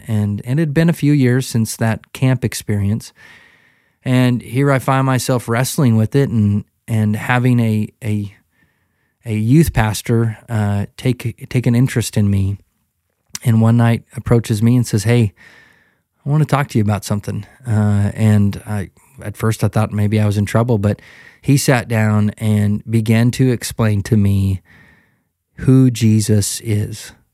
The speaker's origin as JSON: {"language": "English", "town": "Kalispell", "region": "Montana", "country": "United States", "tie": "born or raised there", "said": "when I was, uh, a young guy growing up in Kalispell, Montana, I grew up"}